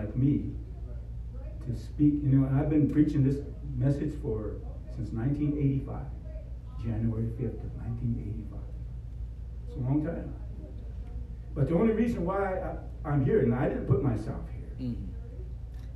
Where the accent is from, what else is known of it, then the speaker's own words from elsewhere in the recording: Rosebud Reservation, South Dakota, United States; I was born here in South Dakota, born south central part of South Dakota on Rosebud Reservation